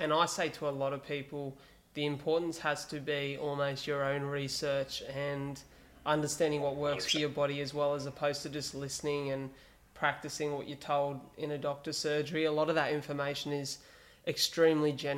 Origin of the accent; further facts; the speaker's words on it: Wollongong, New South Wales, Australia; my hometown of Wollongong